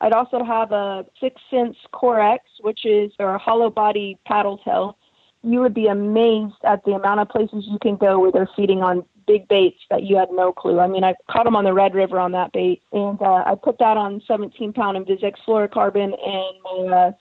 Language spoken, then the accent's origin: English; Texas, United States; It's a smaller lake where I live, or where I was born and raised in Texas